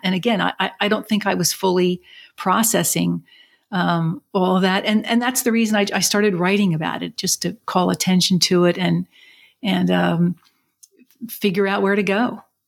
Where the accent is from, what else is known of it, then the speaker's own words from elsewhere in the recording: Philadelphia, Pennsylvania, United States; also born or lived in Chicago area; born and raised in Philadelphia, and then our family lived a short time in the Chicago area, but then we moved back